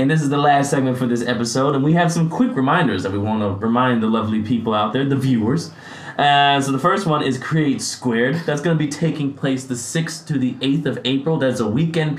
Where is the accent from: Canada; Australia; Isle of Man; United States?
United States; I'm too American